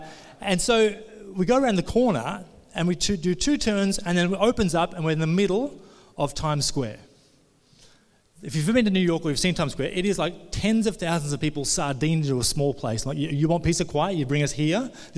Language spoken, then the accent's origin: English; Australia; We come all the way from Australia, John, and he's just walking us around the streets.